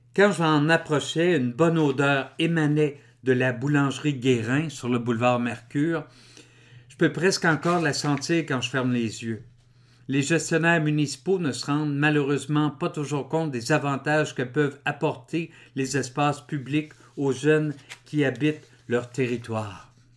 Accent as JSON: {"language": "French", "town": "Drummondville", "region": "Quebec", "country": "Canada", "tie": "born or raised there", "said": "Je suis né en 1960 à Drummondville"}